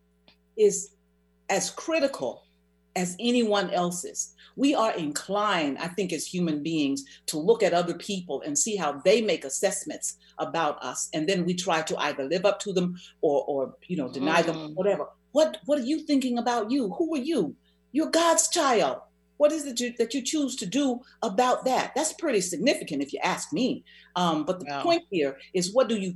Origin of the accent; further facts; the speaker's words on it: the South, United States; I'm from the South